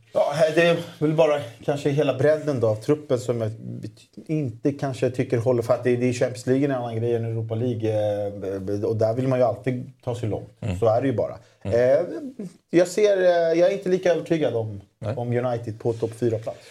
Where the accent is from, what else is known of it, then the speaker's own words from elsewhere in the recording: Solna, Stockholm County, Sweden; jag är uppvuxen i Solna, Solna centrum